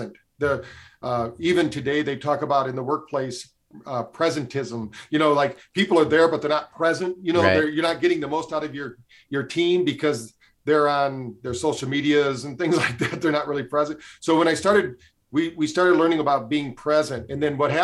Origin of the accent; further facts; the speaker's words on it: Michigan, United States; I grew up in Michigan